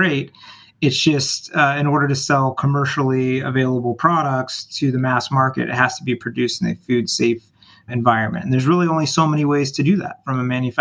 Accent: California, United States; moved away as an adult; also born or lived in Michigan; now in Chicago, United States; I'm from California, born and raised

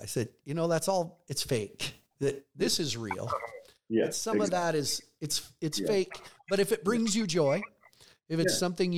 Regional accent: Choteau, Montana, United States; from Shoto, Montana. Town is 1,800 people.

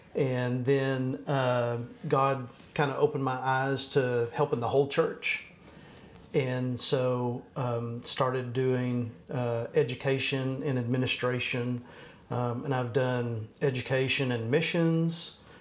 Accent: Abilene, Texas, United States; moved away as an adult; also born or lived in San Angelo / Fort Worth; now in Allen, United States; I grew up in Abilene

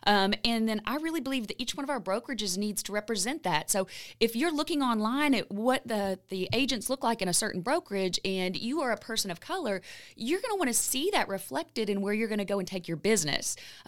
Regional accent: Lexington, Kentucky, United States; I am from Lexington. I am from Lexington.

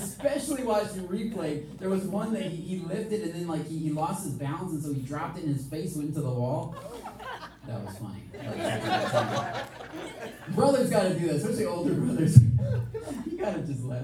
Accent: Michigan, United States; moved away; We're both from Michigan

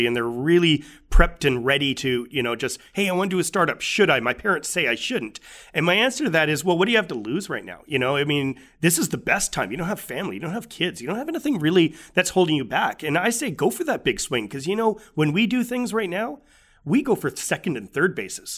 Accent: Canada; as Canadians, we're incredibly lucky

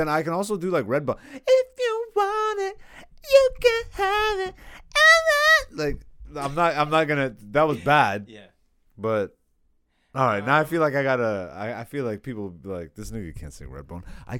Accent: Hamilton, Ontario, Canada; But growing up in Hamilton, like I was in Hamilton

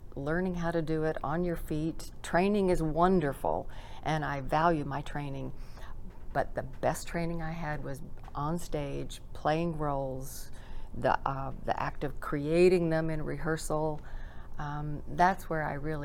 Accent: Birmingham, Alabama, United States; I'm from Alabama, from Birmingham

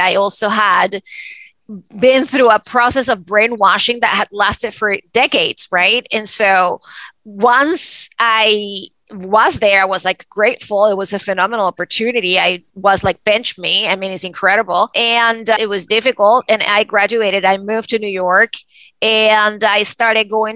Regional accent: Venezuela; moved away; me growing up in Venezuela

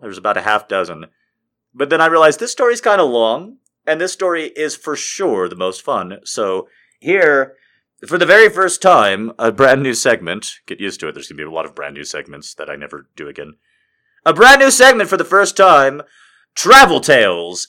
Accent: Albuquerque, New Mexico, United States; I'm from Albuquerque.

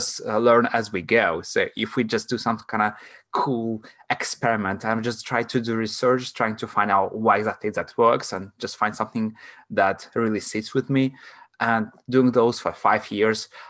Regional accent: Latvia; first language Russian; English is a second language; moved away as an adult; now in London, United Kingdom; I'm from Latvia

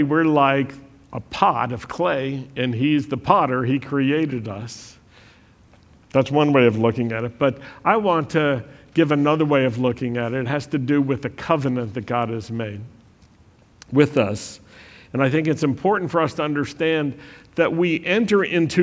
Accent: United States; We're American

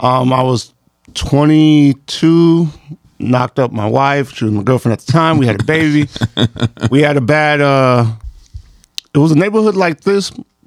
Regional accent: New York City, New York, United States; also born or lived in California; now in Texas, United States; I live in Texas, but I'm from the Bronx.

